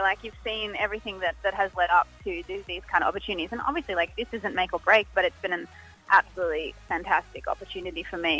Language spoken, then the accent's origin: English; Sydney, New South Wales, Australia; Sydney was obviously great because that's my hometown.